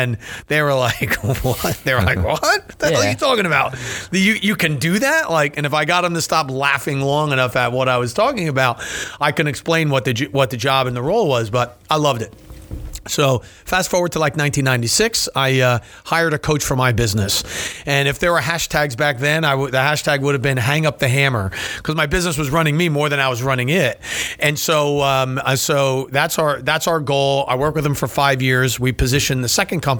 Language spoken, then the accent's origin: English; New Jersey, United States; also born or lived in Delaware; I'm born and raised in New Jersey, okay. Small town.